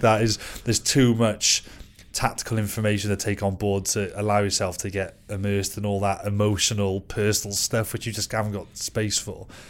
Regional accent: Wales, United Kingdom; as a Welshman

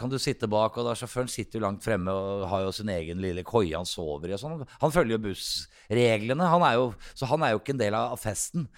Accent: Oslo, Norway; jeg vokste opp her i Oslo

